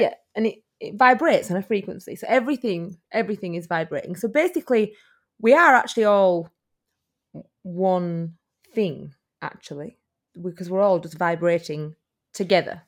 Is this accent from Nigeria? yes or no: no; United Kingdom; now in Australia; as you can hear by my accent, I am from the U K.